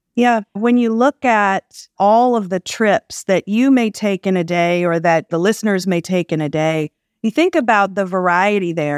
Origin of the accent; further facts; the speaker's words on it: Jackson, Mississippi, United States; moved away as an adult; also born or lived in Bay Area, California; now in Los Angeles, United States; I grew up in Jackson, Mississippi